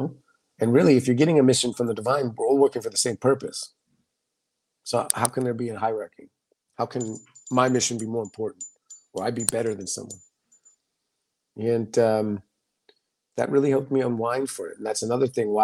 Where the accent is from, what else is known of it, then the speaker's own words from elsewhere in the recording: United States; growing up in the United States